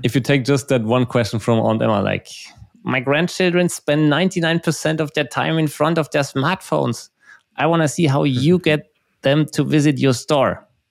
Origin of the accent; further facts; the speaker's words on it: Germany; also born or lived in Munich; we are from Germany, from Germany